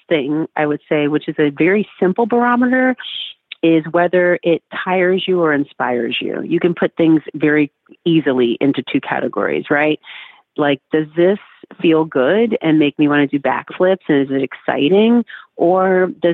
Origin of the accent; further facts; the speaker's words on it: Oakland, California, United States; I grew up in California